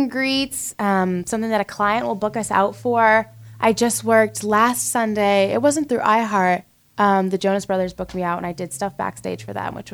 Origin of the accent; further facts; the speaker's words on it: North Reading, Massachusetts, United States; moved away as an adult; now in Nashville, United States; North Reading. How it's a little bit north of Boston. It's a pretty rural town, small town, about 30 minutes from Boston, 30 minutes to New Hampshire, and um, 30 minutes to the coast.